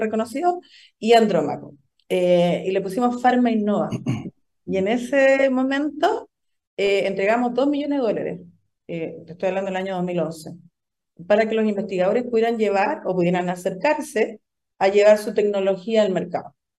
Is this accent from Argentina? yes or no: no; Antofagasta, Chile; also born or lived in Pennsylvania; soy de Antofagasta